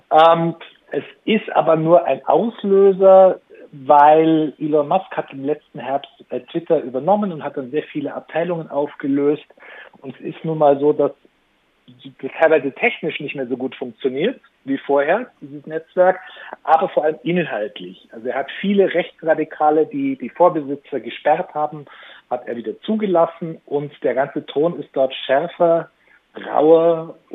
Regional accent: Southern Germany, Germany; Und es war natürlich dann uns äh, als Süddeutsche gegenüber extrem gehässig und feindselig.

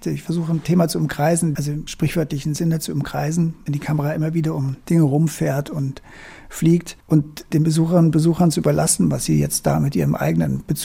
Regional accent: Munich, Bavaria, Germany; ein sehr gespaltenes Verhältnis zu Deutschland habe, immer hatte irgendwie und auch vielleicht auch zu meiner Heimatstadt München

